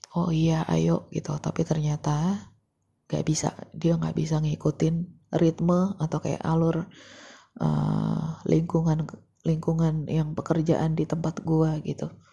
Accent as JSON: {"language": "Indonesian", "town": "Depok", "region": "West Java", "country": "Indonesia", "said": "gua kan warga Jawa Barat gitu ya, gitu. Di kota yang sangat banyak masalahnya. di kota Depok"}